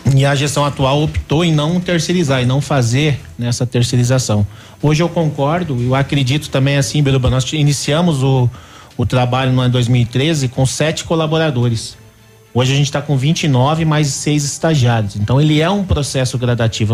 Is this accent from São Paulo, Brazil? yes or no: no; Curitiba, Paraná, Brazil; moved away as an adult; now in Pato Branco, Brazil; eu sou de Curitiba, minha família, né? Ainda tenho raízes lá